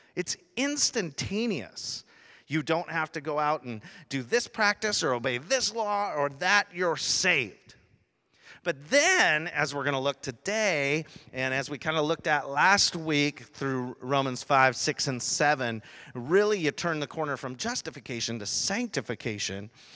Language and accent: English; Rochester, Washington, United States; I grew up in Rochester, Washington, in a little area actually called Gate